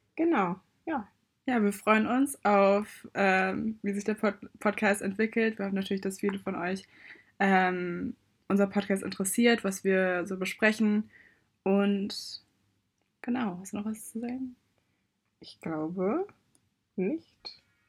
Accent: Germany; Ich bin auch in Deutschland geboren worden und mein Papa kommt aus Nigeria, meine Mama kommt aus Deutschland. Ich bin sehr deutsch aufgewachsen

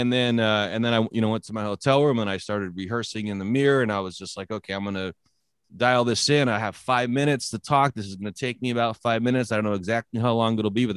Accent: San Jose, California, United States; also born or lived in Northwest US / Samoa / Oregon; now in Nampa, United States; I grew up in San Jose, California

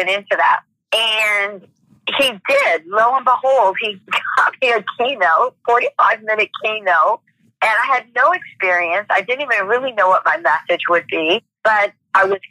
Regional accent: Michigan, United States; now in Atlanta, United States; I was born and raised in Michigan

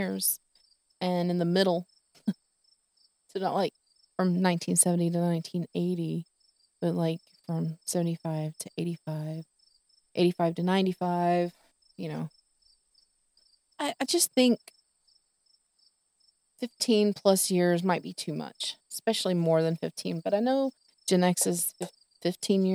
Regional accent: Texas, United States; I'm from Texas

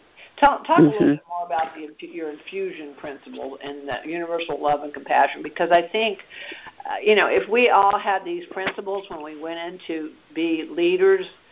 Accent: Washington, District of Columbia, United States; also born or lived in the South (US); I grew up in Washington, D.C., but I was born in the South.

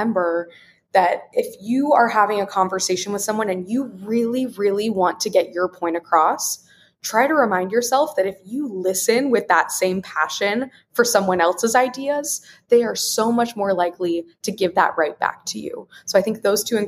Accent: Wichita, Kansas, United States; growing up in Wichita, Kansas, I was in a fairly homogeneous community

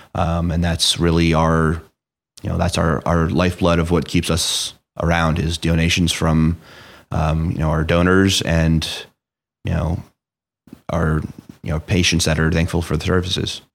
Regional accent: Clinton, New Jersey, United States; also born or lived in Flemington; I grew up, you know, like I said, in Hunter N County. Um, so I was born and raised in Clinton.

